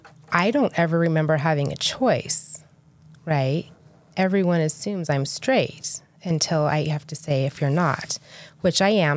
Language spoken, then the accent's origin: English; Idaho, United States; now in St. George, United States; I've been in St. George for almost 10 years. I moved here from Idaho. I always say I'm Idaho girl at heart.